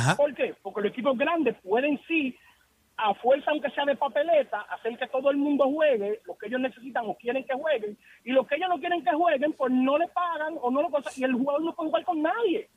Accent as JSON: {"language": "Spanish", "country": "Dominican Republic", "said": "yo soy dominicano"}